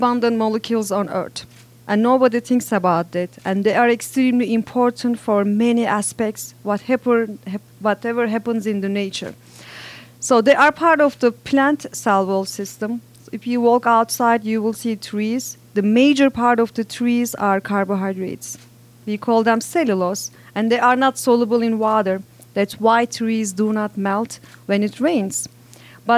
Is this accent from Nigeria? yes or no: no; Turkey; now in Indiana, United States; I'm originally from Turkey